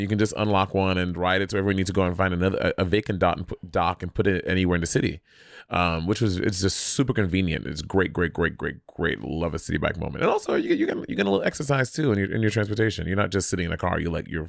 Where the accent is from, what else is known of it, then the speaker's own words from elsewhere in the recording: New York City, New York, United States; And, you know, as a New Yorker, I detested it for so long.